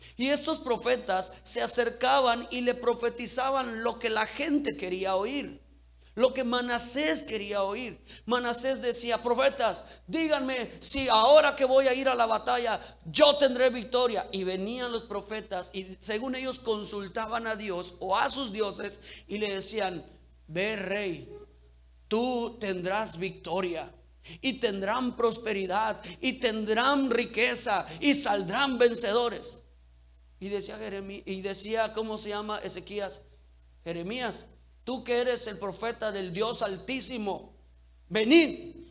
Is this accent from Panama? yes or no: no; Cancún, Quintana Roo, Mexico; crecimos en Cancún.